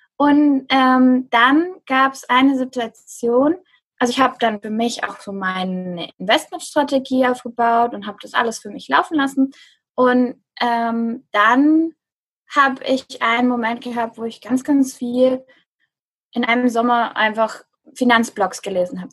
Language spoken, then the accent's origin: German; near Stuttgart, Baden-Württemberg, Germany; ich bin aus der Nähe von Stuttgart, bin ich aufgewachsen